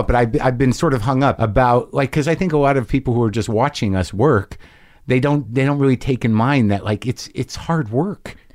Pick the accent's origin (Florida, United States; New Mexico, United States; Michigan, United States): New Mexico, United States; accent: Jersey; moved away; I grew up in New Mexico.